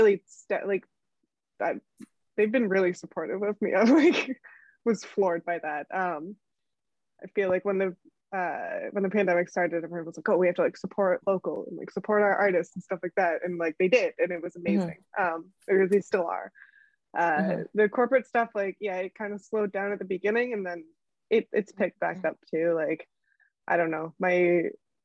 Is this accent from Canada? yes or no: yes; near Hamilton, Ontario, Canada; now in Toronto, Canada; I grew up right near Hamilton